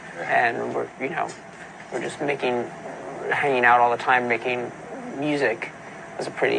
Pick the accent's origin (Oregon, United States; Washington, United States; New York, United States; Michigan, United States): New York, United States; New York City; moved away as an adult; also born or lived in Los Angeles; we're from New York City